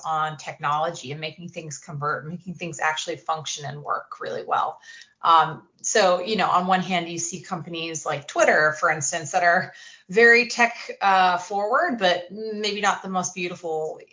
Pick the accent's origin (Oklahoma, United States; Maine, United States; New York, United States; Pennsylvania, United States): Maine, United States; Kennebunkport; I'm from Kennebunkport, Maine